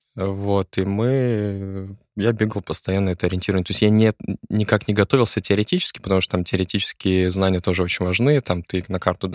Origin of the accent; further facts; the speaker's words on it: Nakhodka, Primorsky Krai, Russia; Это в Находке. Я из Находки.